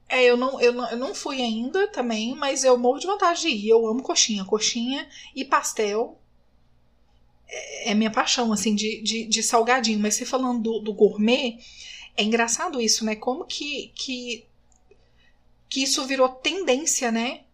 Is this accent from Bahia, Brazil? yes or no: no; Minas Gerais, Brazil; eu sou mineira